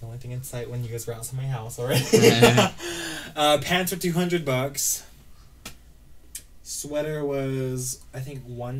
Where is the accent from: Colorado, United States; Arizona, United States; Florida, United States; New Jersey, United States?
Arizona, United States; now in Utah, United States; Technically, I'm from Arizona.